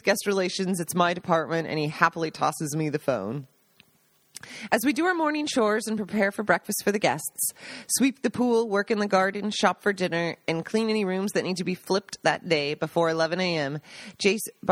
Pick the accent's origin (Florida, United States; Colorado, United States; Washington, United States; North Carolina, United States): Washington, United States; Seattle; moved away as an adult; also born or lived in New York; now in Italy; Growing up in Seattle